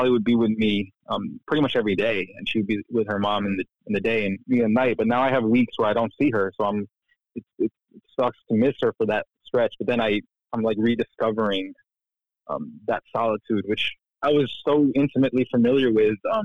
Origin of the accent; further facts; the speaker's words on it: Florida, United States; moved away; I grew up in Florida, where there's no like forest